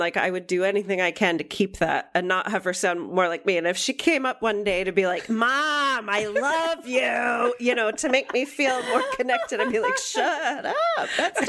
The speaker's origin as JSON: {"language": "English", "town": "Syracuse", "region": "New York", "country": "United States", "said": "I'm from Syracuse."}